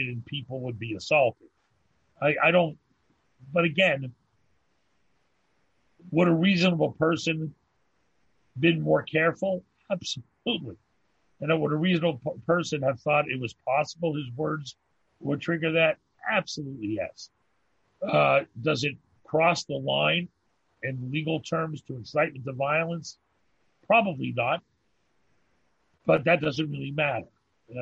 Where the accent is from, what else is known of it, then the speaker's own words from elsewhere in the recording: United States; now in Montreal, Canada; Living in Canada, an expatriate, an exiled American.